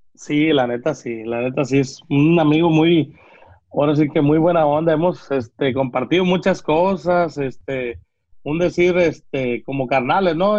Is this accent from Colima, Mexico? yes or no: no; Villa Purificación, Jalisco, Mexico; moved away; yo soy de allá, soy de Villa Purificación